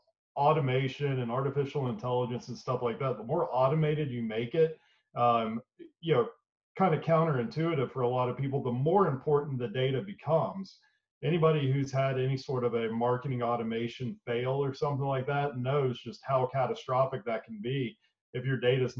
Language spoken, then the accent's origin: English; Boone, North Carolina, United States; moved away as an adult; also born or lived in Davidson, North Carolina; now in Knoxville, United States; I was born and raised in a small town in western North Carolina called Boone